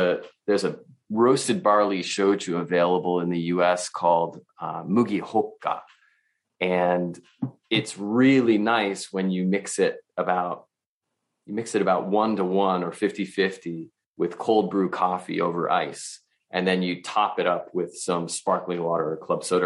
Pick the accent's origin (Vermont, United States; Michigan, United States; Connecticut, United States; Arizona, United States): Vermont, United States; I'm from Vermont